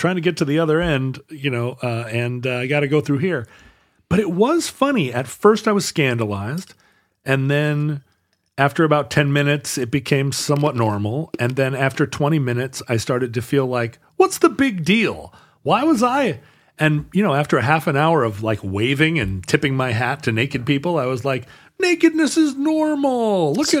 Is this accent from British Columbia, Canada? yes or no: no; Alberta, Canada; I'm from Alberta, but I cannot stop.